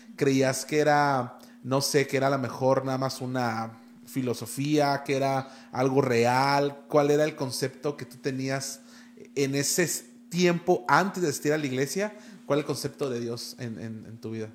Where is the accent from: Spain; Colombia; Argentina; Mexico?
Mexico; Tijuana, Baja California; yo también soy de aquí